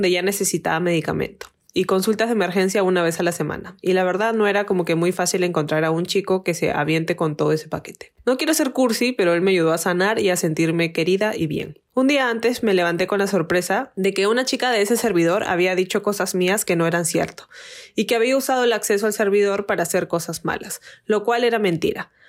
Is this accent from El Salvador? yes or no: no; Mexico; Él, por ejemplo, era de Venezuela y yo soy de México.